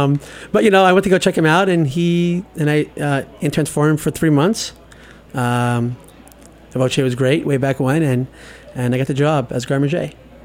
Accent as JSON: {"language": "English", "town": "New York City", "region": "New York", "country": "United States", "tie": "born or raised there", "said": "growing up in Bensonhurst"}